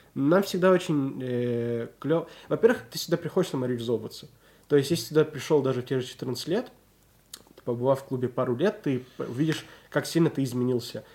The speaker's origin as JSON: {"language": "Russian", "town": "Nizhny Tagil", "region": "Sverdlovsk Oblast", "country": "Russia", "tie": "born or raised there", "also_born_or_lived": "Israel"}